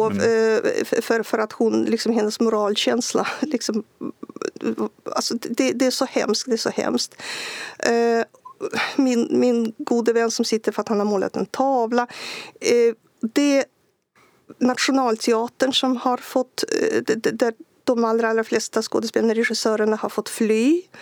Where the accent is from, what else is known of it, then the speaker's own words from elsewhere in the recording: Belarus; Swedish is a second language; Belarusier har haft svag, eh, svagtynande bild av sig själva som nation. Man har ansett att ja, men vi är väl som ryssar ungefär och språken är så lika.